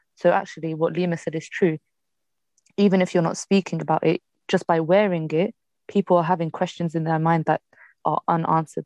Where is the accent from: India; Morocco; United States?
Morocco; I'm from Morocco.